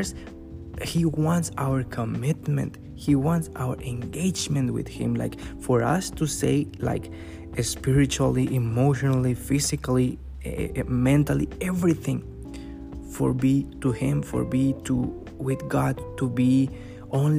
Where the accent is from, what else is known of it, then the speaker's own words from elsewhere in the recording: Mexico; now in Canada; I'm from Mexico, but I live in Canada.